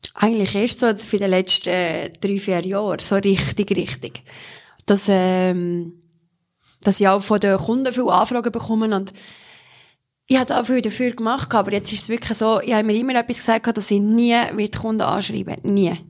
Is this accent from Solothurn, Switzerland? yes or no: yes; Solothurn, Switzerland; bin in Solothurn aufgewachsen